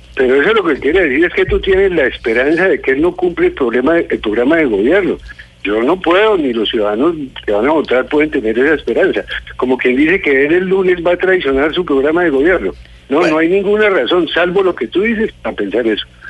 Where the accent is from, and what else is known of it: Colombia